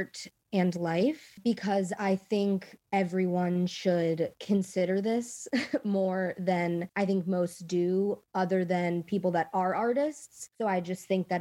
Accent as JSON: {"language": "English", "town": "Potomac", "region": "Maryland", "country": "United States", "said": "I'm from Potomac, Maryland"}